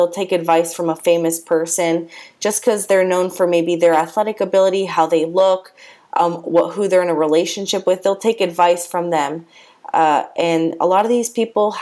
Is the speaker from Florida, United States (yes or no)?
yes; Coral Springs, Florida, United States; also born or lived in Palm Beach County, Florida; I am from South Florida. I grew up in South Florida in Coral Springs area, so Broward County.